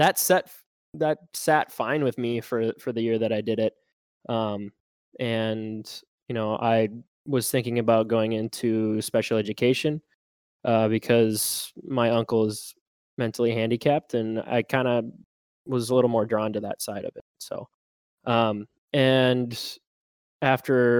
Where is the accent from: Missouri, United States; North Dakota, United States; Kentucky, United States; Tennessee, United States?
North Dakota, United States; Fargo; I'm from Fargo, North Dakota here, born and raised.